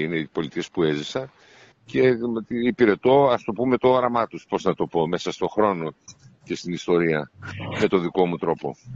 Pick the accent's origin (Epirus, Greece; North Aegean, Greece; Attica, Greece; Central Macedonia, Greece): Central Macedonia, Greece; Nea Michaniona; also born or lived in Istanbul; Ζούσα εκεί στο Νέα Μηχανιώνα Θεσσαλονίκη, στο χωριό μου